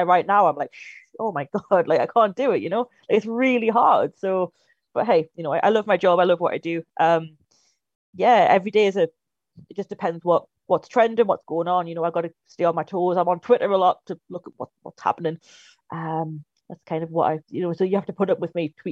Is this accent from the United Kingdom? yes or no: yes; Newcastle upon Tyne, North East England, United Kingdom; moved away as an adult; I'm originally from Newcastle, if it wasn't obvious enough, and I moved down here a few years ago to study film.